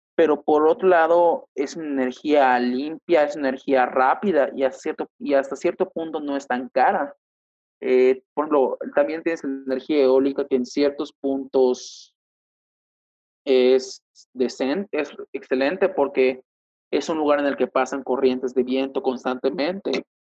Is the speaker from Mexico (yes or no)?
yes; Yucatán, Mexico; yo que soy de Yucatán, pues tengo más apego a la cultura maya